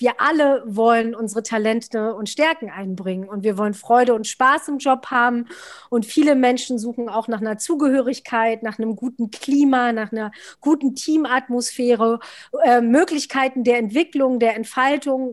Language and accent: German; Altmark, northern Saxony-Anhalt, Germany; moved away as an adult; now in Berlin, Germany; lebe seit zwölf Jahren in Berlin und bin aufgewachsen im Norden von Sachsen-Anhalt in einer wunderschönen Altmark